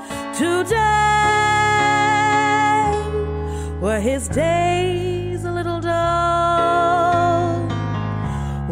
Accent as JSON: {"language": "English", "town": "Miami", "region": "Florida", "country": "United States", "moved": "yes", "said": "I'm originally from Miami"}